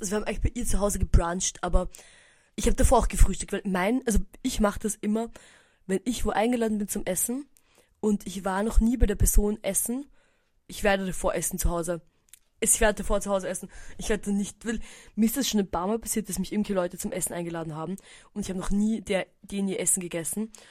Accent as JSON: {"language": "German", "town": "Eisenstadt", "region": "Burgenland", "country": "Austria", "tie": "born or raised there", "moved": "yes", "lives_now": "Vienna, Austria", "said": "in Eisenstadt, meiner Heimatstadt"}